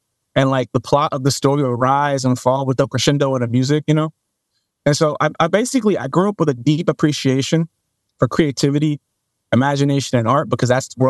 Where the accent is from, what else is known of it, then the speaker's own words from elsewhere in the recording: Dallas, Texas, United States; when I was younger, the stomping grounds of my family, when I was younger, we moved around South Dallas quite a bit, but mainly like Pleasant Grove, Oak Cliff, if you know these areas, then yeah, that's where my family's from.